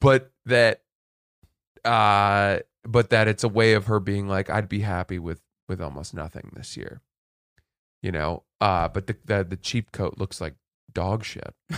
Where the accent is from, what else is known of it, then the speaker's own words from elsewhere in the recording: Maine, United States; moved away; growing up in Maine, where the whole, wor-, the whole state smelled like